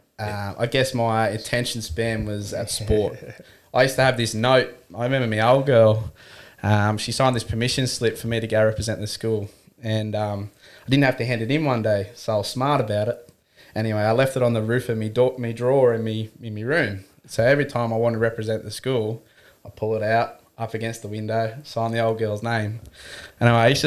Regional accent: Newcastle, New South Wales, Australia; born and bred Newey, Cardiff boy.

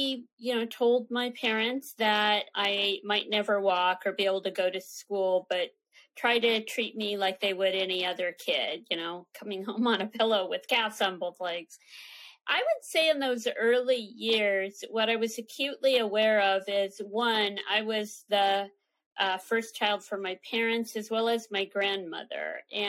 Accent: San Francisco, California, United States; born there; Sure. Well, I was born on the Presidio in San Francisco at Letterman Army Hospital. My father was in the service.

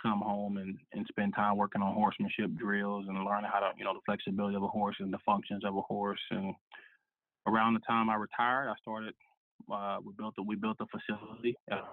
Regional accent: Dallas, Texas, United States; I grew up in Dallas, inner city, kind of near the Lovefield area

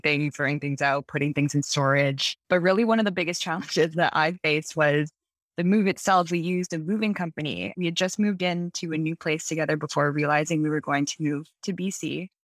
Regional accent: Toronto, Ontario, Canada; moved away as an adult; now in Vancouver, Canada; I was born and raised in Toronto in the G T A.

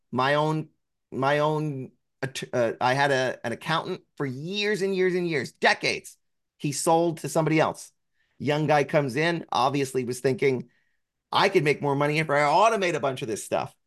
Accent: New Jersey, United States; I'm from New Jersey

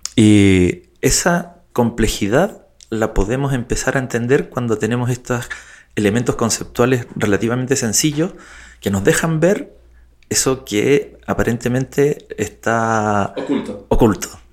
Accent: Chile; also born or lived in United Kingdom; de Chile, con identidad británica también, eh, circunstancialmente

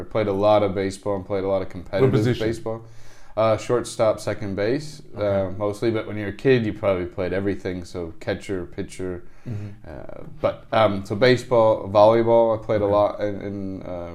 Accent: St. Louis, Missouri, United States; also born or lived in Iowa City, Iowa; back to St. Louis, Missouri, where my parents are originally from. And then I grew up there

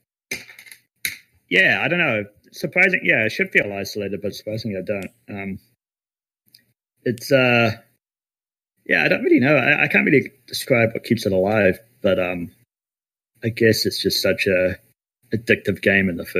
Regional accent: New Zealand; we're actually all from New Zealand

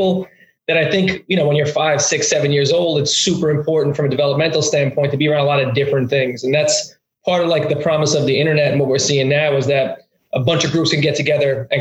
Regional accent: New York City, New York, United States; accent: Brooklyn; originally from Brooklyn

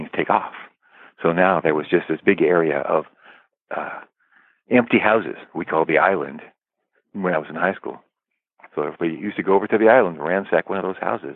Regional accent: Los Angeles, California, United States; also born or lived in Culver City, California; we lived in a place called Westchester, which is close to Marina Del Rey, by the Los Angeles airport. I was born in Culver City

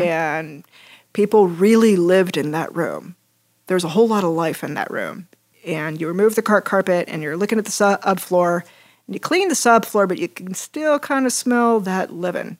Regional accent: Hays, Kansas, United States; grew up in a building family in western Kansas. Um, shout out to my hometown, Hayes. Woo! Hayes, Kansas

